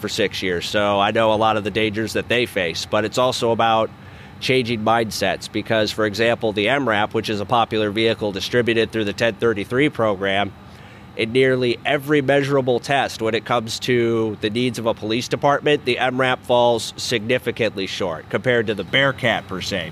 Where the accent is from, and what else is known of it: Colorado, United States; born or raised there